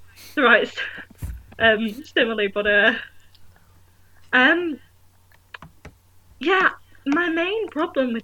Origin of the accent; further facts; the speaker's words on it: Manchester, North West England, United Kingdom; moved away as an adult; now in York, United Kingdom; I'm from Manchester